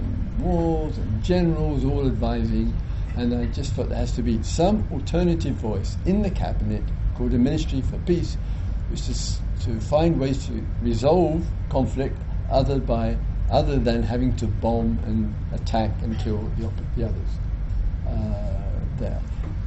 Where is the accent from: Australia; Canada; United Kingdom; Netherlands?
United Kingdom; England; being British, that the country of my origin, British, English